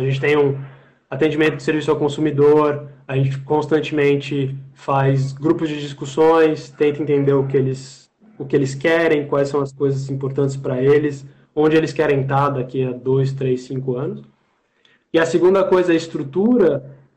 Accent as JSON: {"language": "Portuguese", "country": "Brazil", "said": "a gente, como brasileiro"}